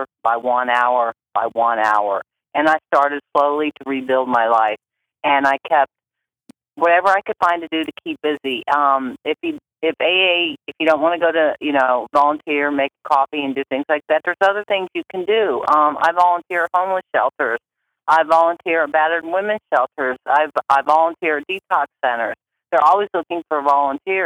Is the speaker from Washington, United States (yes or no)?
no; Akron, Ohio, United States; I'm from Akron, Ohio.